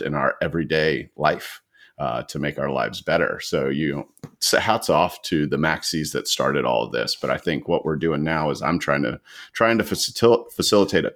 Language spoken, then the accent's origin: English; Atlanta, Georgia, United States; also born or lived in Tallahassee, Florida; I am a native Atlantan. Been here since I was born